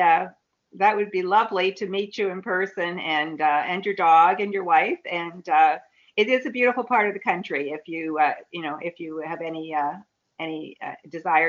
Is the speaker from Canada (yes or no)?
yes; Southern Ontario, Canada; moved away as an adult; now in Callander, Canada; I retired here to be near my daughter. And I was from Southern Ontario